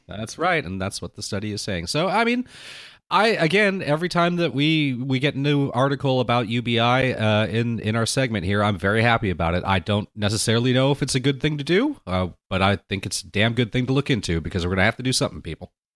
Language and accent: English; Anaheim, California, United States; my experience growing up in Anaheim